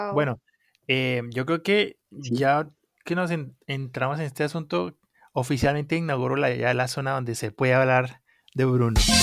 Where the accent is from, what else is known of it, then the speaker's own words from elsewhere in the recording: Colombia; moved away; soy colombiano, soy un colombiano que vive fuera de Colombia.